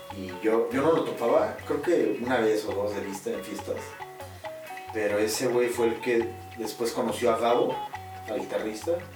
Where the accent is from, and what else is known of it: Pachuca, Hidalgo, Mexico